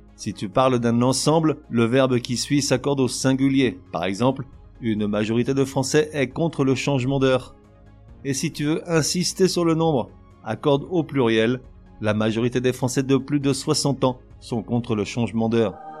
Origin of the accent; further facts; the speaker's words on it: France; moved away; je suis français, mais je vis à l'étranger